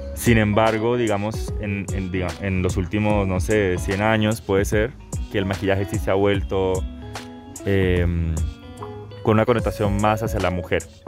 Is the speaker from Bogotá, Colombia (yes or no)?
no; Bucaramanga, Santander, Colombia; now in Santiago, Chile; vivo en Santiago de Chile, pero nací acá en Bucaramanga el año 95